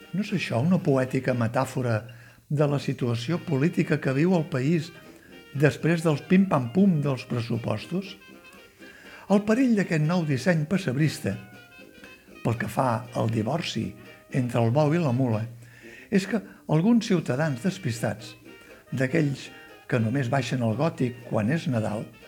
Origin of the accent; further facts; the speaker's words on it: Catalonia, Spain; com som els catalans